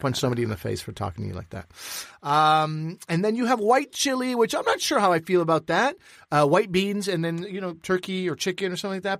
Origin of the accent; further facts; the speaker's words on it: Quebec, Canada; I come from Quebec